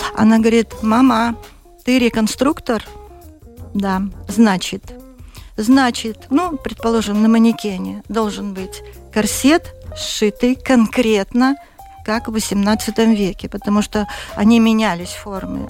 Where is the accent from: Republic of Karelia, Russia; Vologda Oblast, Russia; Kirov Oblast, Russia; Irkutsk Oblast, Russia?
Vologda Oblast, Russia; born or raised there; also born or lived in Siberia; now in Latvia